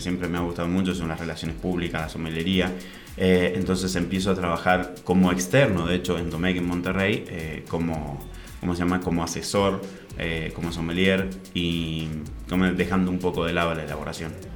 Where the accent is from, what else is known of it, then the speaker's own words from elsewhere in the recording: Mendoza, Argentina; moved away; also born or lived in Santiago, Chile; Yo nací en Santiago, en Chile. Soy chileno también. Ok. Eh, y mm, a los, dos, años me fui a vivir a Mendoza